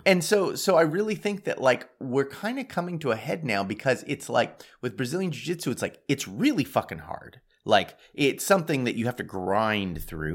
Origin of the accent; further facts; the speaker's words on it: United States; I'm American